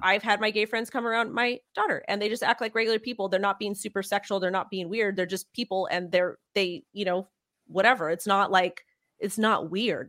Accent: United States; I'm American

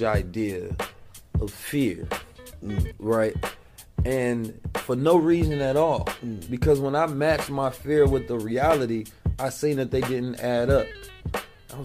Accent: Oakland, California, United States; moved away; also born or lived in St. Louis, Missouri; I was born in St. Louis and raised in West Oakland, moved when I was 2

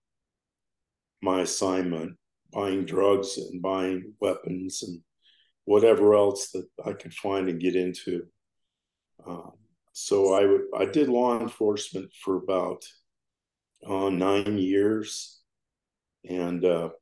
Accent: Colorado, United States; now in Hurricane, United States; I was born in Colorado. I'm a Rocky Mountain boy.

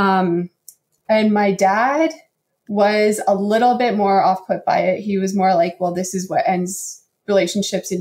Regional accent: Calgary, Alberta, Canada; accent: Canadian; we're from Calgary

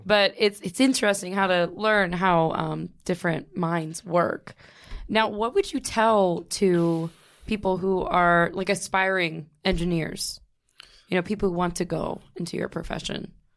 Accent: Youngstown, Ohio, United States; Youngstown, where I'm from

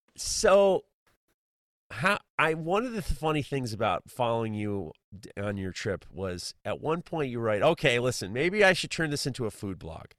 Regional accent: United States; as an American

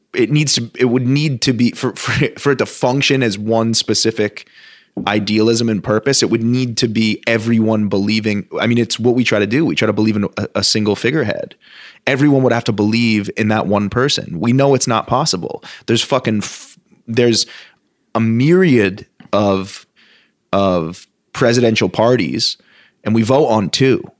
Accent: Vermont, United States; moved away; also born or lived in Southern California / Los Angeles; as a Vermonter, as being somebody from, born and raised in Vermont

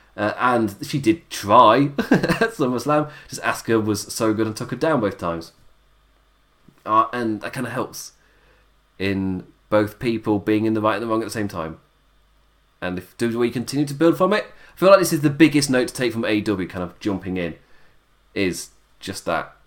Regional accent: England, United Kingdom; I'm English

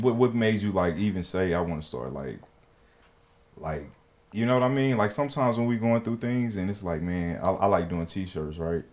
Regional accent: Alabama, United States; where I'm from, I'm from Alabama

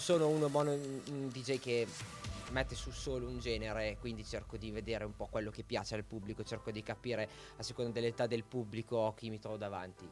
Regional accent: Piacenza area, Emilia-Romagna, Italy; la mia partenza è stata il locale mh, mm, del mio paese poi ho cominciato a suonare qualche ristorante, qualche bar sempre nella okay. zona del Piacentino

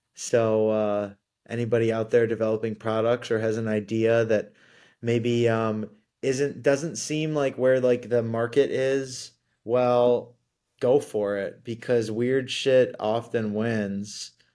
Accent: Ann Arbor, Michigan, United States; moved away as an adult; also born or lived in New York; I grew up in Ann Arbor, Michigan

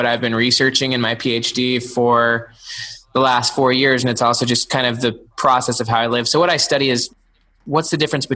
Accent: Salt Lake City, Utah, United States; now in Clemson, United States; I grew up in Salt Lake City, actually, just like right in the city.

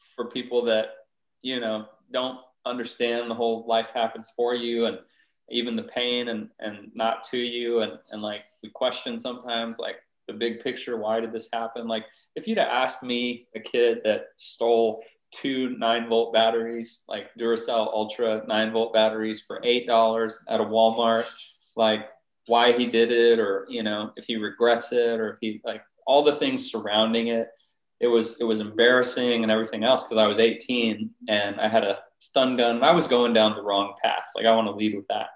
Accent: San Antonio, Texas, United States; I grew up in Northeast San Antonio

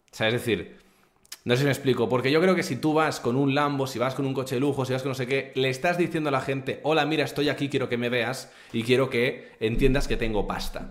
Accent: Barcelona, Catalonia, Spain; moved away as an adult; now in Andorra; yo soy de Barcelona. Mi familia está en Barcelona.

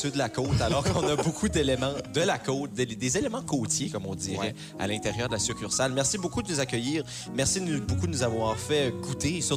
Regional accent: Canada; Ah, je suis acadien.

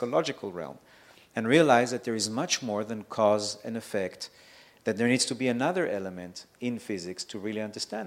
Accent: Israel; moved away; also born or lived in Mexico; I grew up in Israel, so I saw everything in that sense

